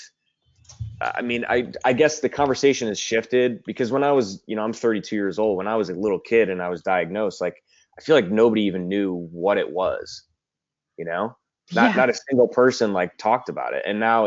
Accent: Cleveland, Ohio, United States; now in Los Angeles, United States; I'm a filmmaker in Los Angeles. I'm from Cleveland originally

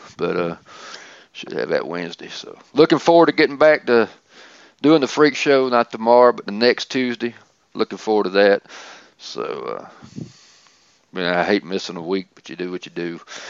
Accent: Atlanta, Georgia, United States; I'm from Atlanta.

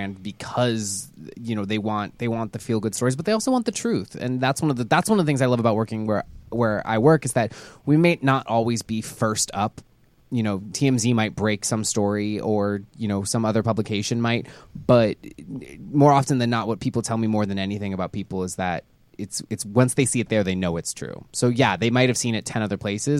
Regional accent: Houston, Texas, United States; I grew up in Houston

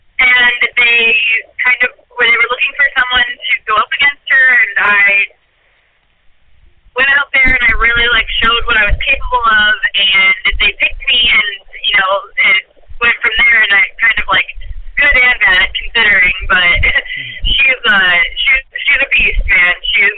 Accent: Iowa, United States; now in Los Angeles, United States; So I moved out to Los Angeles from Iowa with the intentions of being an actress.

